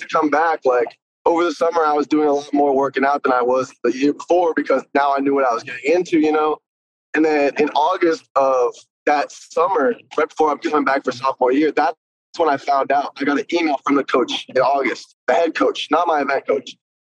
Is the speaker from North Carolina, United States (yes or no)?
yes; North Carolina, United States; born there; also born or lived in Philadelphia / Ventura County / New Jersey / San Diego; So I was born in North Carolina. Then like 2 years later, I moved to Philly. 2 years later, I moved to like Ventura County around Thousand Oaks. And then I moved to New Jersey. And then I came back and I moved to SD.